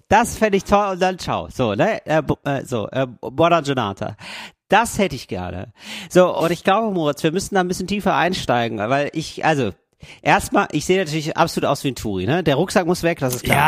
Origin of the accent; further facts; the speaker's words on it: Germany; moved away as an adult; now in Italy; Als Deutscher aufzufallen